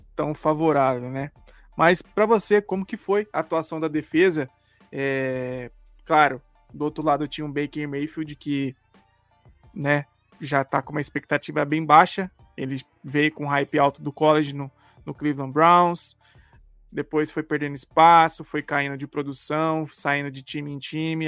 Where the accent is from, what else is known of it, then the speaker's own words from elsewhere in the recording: Brazil; a gente é brasileiro